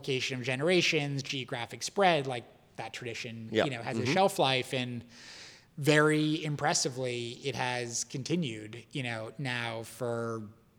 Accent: Boston, Massachusetts, United States; moved away; also born or lived in Greenwich Village, New York; growing up in Boston

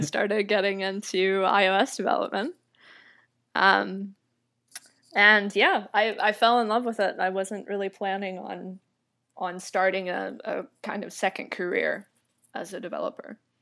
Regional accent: Atlanta, Georgia, United States; accent: American; moved away; also born or lived in Taipei; I was, um, born and raised in Atlanta, Georgia

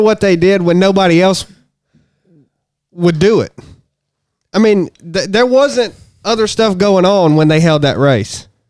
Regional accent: Harrison, Tennessee, United States; I'm from Harrison, so Chattanooga's this downtown.

